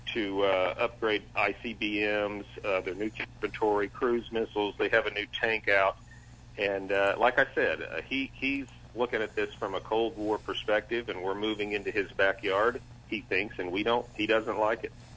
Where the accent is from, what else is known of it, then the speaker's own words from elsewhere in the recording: Oklahoma, United States; moved away; I grew up in Oklahoma, right next door.